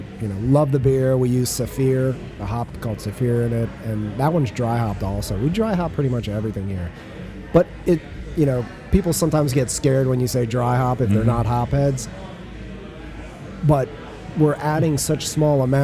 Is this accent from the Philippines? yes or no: no; Florida, United States; moved away; I'm from Florida originally, so it's kind of an homage to, you know, where my roots are.